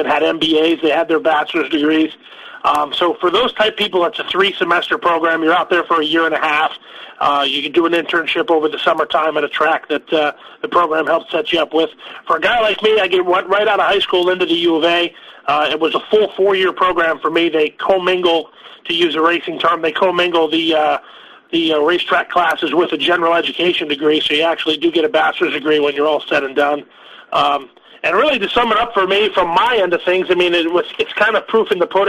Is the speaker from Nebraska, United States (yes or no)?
no; South Florida, United States; I grew up in South Florida.